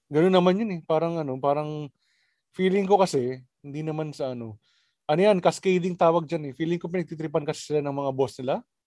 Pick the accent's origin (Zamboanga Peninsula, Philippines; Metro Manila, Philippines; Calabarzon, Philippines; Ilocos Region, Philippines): Ilocos Region, Philippines; Labrador; Sa sa may Labrador, taga Labrador kami, Pangasinan.